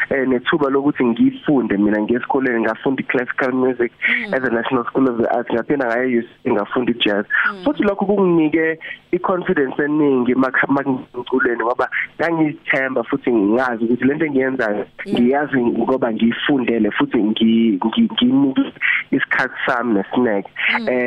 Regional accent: Durban, KwaZulu-Natal, South Africa; ngiphinde ngize lapha ekhaya eThekwini

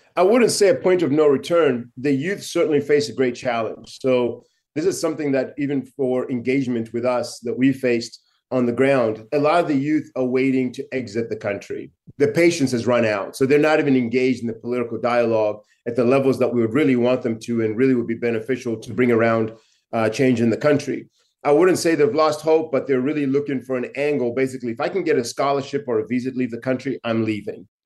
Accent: Chinhoyi, Mashonaland West, Zimbabwe; my hometown in Chinoy

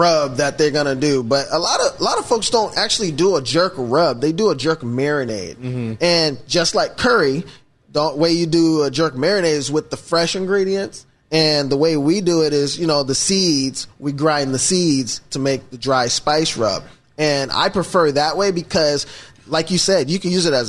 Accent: Seattle, Washington, United States; I was born and raised here in Seattle, actually, University of Washington Hospital

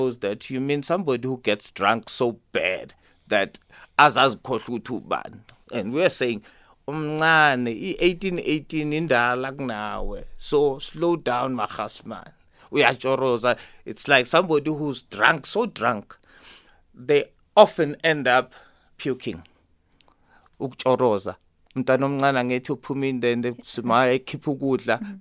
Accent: Sharpeville, Gauteng, South Africa; I knew Ama Kwaitos when I was growing up in Sharpeville

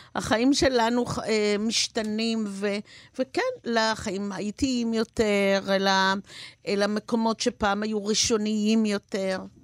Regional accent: Haifa, Haifa District, Israel; now in Hod HaSharon, Israel; אני ילידת חיפה אמנם, וגרה היום בהוד השרון

